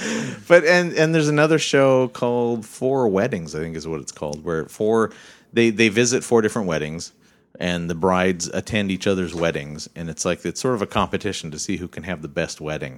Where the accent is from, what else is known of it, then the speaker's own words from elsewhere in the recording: Bellingham, Washington, United States; I'm from Bellingham.